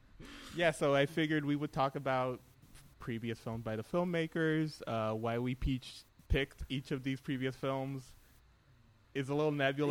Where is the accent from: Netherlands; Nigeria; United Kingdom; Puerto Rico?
Puerto Rico; I'm from Puerto Rico.